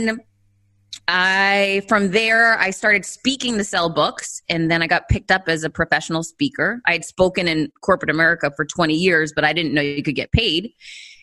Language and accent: English; Worcester, Massachusetts, United States; I grew up poor in Worcester, Massachusetts, one of four kids